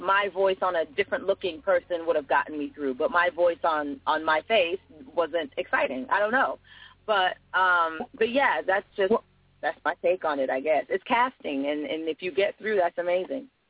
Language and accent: English; Fort Lauderdale, Florida, United States; also born or lived in United Kingdom; I'm actually from the UK. I was raised in Fort Lauderdale, Florida